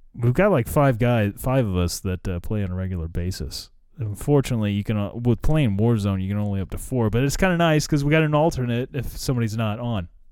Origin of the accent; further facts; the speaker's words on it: United States; I probably could have gone to Russia as an American